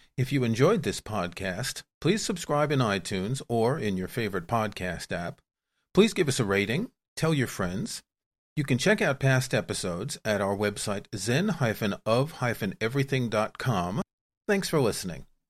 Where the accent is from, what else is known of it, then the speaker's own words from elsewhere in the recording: New York, United States; I grew up in New York too